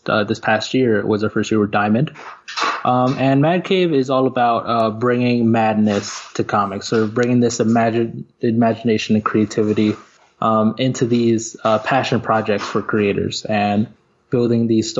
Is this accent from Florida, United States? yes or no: yes; Pembroke Pines, Florida, United States; I'm from Florida, sort of Pembroke Pines area